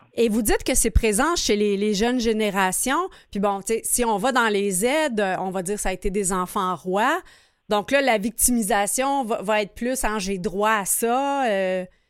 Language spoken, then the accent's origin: French; Quebec, Canada; en tant que Québécois